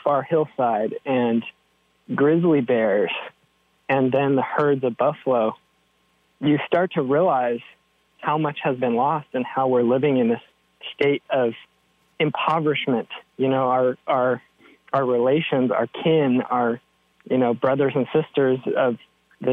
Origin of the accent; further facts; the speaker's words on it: Seattle, Washington, United States; I grew up in Seattle, Duwamish territory